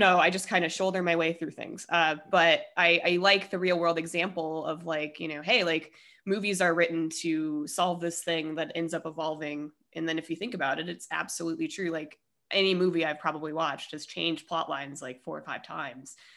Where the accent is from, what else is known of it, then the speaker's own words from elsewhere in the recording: Colorado, United States; moved away as an adult; also born or lived in Denver; I'm from Colorado.